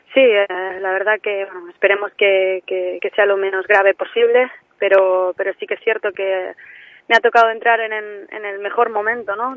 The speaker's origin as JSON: {"language": "Spanish", "region": "mainland Spain", "country": "Spain", "accent": "peninsular", "moved": "as an adult", "lives_now": "Tenerife, Spain", "said": "tengo el acento muy peninsular"}